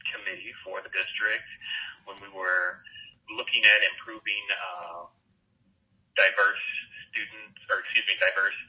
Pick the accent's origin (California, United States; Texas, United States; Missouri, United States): Missouri, United States; Hazelwood; also born or lived in Kirksville, Missouri / Bowling Green, Ohio; I grew up in Hazelwood in North County, St. Louis